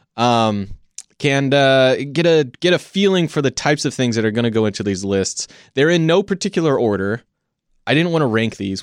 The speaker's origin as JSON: {"language": "English", "country": "United States", "said": "we as American cinema goers"}